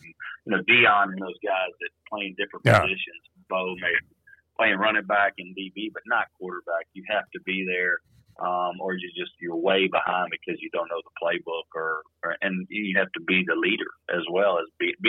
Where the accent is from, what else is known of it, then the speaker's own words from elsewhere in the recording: Shreveport, Louisiana, United States; moved away as an adult; I'm coming from Podunk, Shreveport, Louisiana, Bible Belt, and I'm now with Al Leiter in New York.